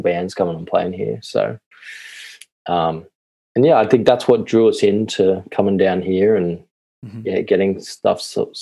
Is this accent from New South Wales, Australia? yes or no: yes; Blue Mountains, New South Wales, Australia; moved away as an adult; also born or lived in Ireland; now in Melbourne, Australia; Mountains are about an hour and a half west of Sydney. And, we both grew up there.